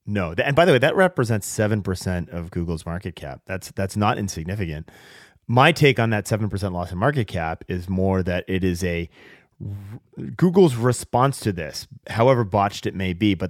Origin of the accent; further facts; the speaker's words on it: Seattle, Washington, United States; a woman in Seattle, my hometown of Seattle